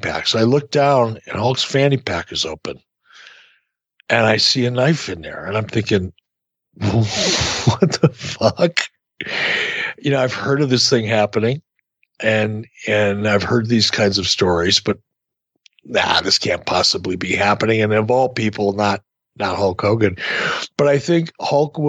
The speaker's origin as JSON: {"language": "English", "town": "Detroit", "region": "Michigan", "country": "United States", "tie": "born or raised there", "said": "I grew up in Detroit."}